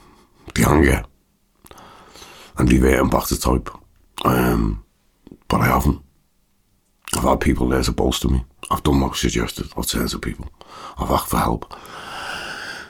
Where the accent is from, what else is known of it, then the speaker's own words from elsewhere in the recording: Liverpool, North West England, United Kingdom; I'm a Scouser.